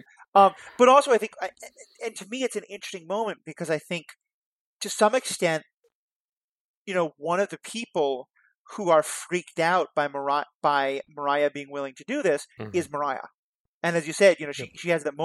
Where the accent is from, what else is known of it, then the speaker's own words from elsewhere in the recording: New York City, New York, United States; growing up in New York City